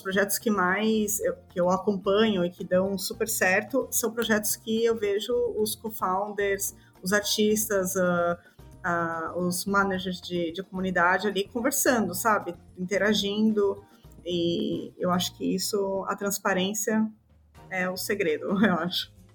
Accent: Balneário Camboriú, Santa Catarina, Brazil; moved away as an adult; also born or lived in São Paulo, Brazil; now in Greece; eu sou natural de São Paulo, morei minha vida inteira em, em Balneário Camboriú, em Santa Catarina. E hum, hoje, atualmente, eu moro na Grécia

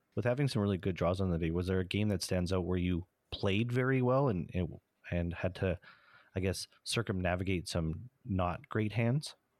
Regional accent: Canada; we're Canadian

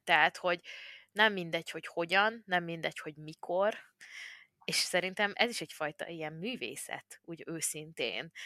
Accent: Hungary

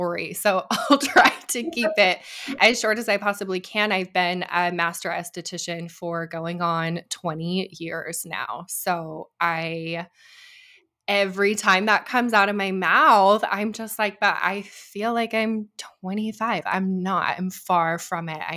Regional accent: Idaho, United States; moved away as an adult; also born or lived in Arizona; I'm from Idaho originally

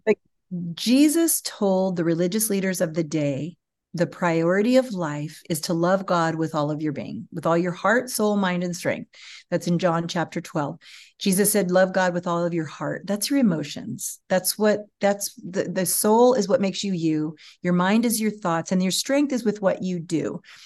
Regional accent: California, United States; moved away as an adult; also born or lived in Austin, Texas; I was from California

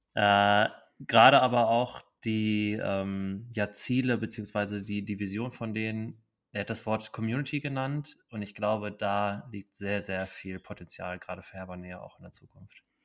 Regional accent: Dortmund, North Rhine-Westphalia, Germany; als Dortmunder kann man auch sagen

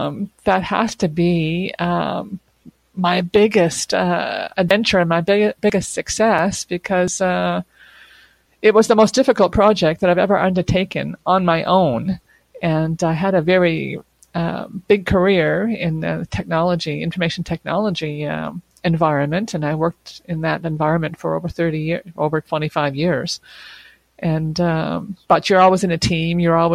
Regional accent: Quebec, Canada; born there; also born or lived in various places across Canada; I consider myself to be a Quebecer. I was born here in Quebec, as were my two brothers. My parents were also born here. But I haven't lived in Quebec all my life because my dad was in the Canadian Armed Forces.

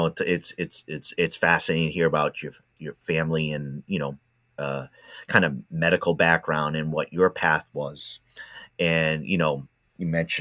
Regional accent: Rhode Island, United States; now in Oregon, United States; I'm from Rhode Island originally

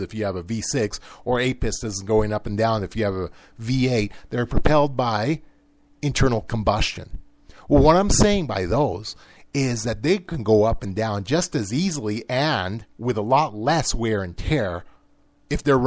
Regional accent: United States; I'm an American

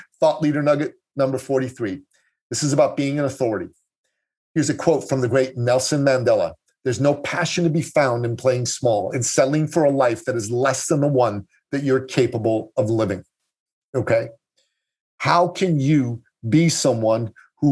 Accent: Tehran, Tehran Province, Iran; now in Canada; I was born in Tehran, Iran, and I grew up with an international, global, and cosmopolitan outlook. And in that type of environment, I went to an American school in Iran

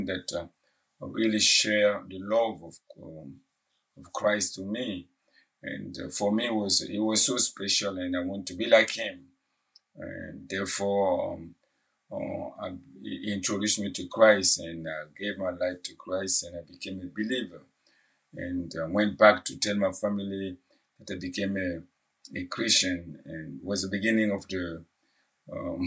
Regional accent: Burkina Faso; English is a second language; moved away as an adult; now in New York City, United States; I'm from Burkina Faso, a West African country. And I came to the U.S. in 2003, January 2003.

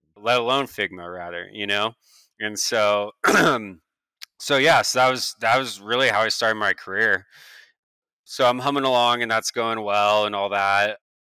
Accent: Beaverton, Oregon, United States; I'm an Oregonian, uh, born and raised in Beaverton, Oregon.

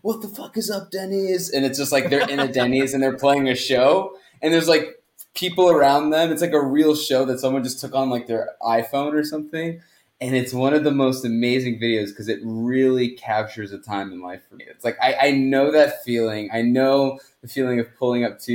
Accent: Massachusetts, United States; also born or lived in Queens, New York; I was born in New York and moved to Massachusetts when I was around 9 years old. So most of my life in Massachusetts

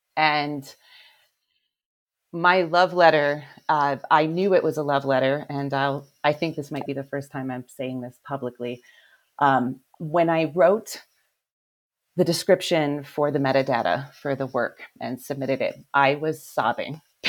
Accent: Cleveland, Ohio, United States; I am from Cleveland, yeah.

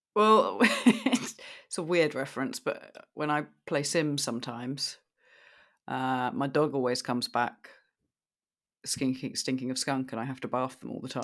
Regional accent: United Kingdom; I'm the Brit

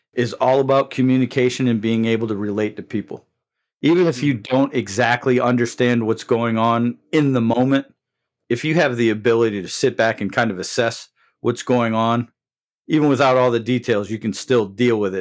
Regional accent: Windsor, Connecticut, United States; moved away as an adult; also born or lived in Germany / Savannah, Georgia; I started my law enforcement career in my hometown of Windsor, Connecticut

